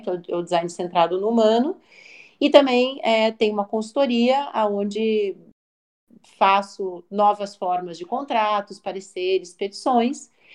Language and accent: Portuguese; Curitiba, Paraná, Brazil; also born or lived in São Paulo; Também sou curitibana, né, moro em Curitiba hoje